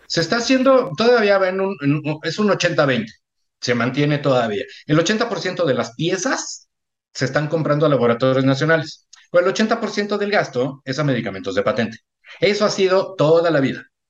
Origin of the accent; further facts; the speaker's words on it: Mexico; soy mexicano